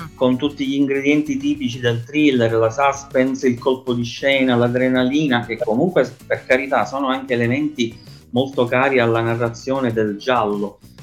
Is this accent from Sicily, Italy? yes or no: yes; Palermo, Sicily, Italy; soprattutto di storia della mia città, dove ci sono tante cose da dire, allora nel 2011 avevo creato un blog su internet dal titolo Palermo Nascosta